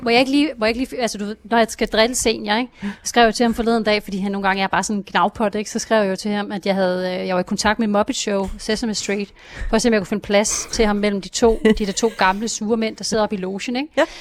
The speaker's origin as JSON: {"language": "Danish", "region": "Jutland", "country": "Denmark", "said": "nu er jeg jo selv fra Jylland"}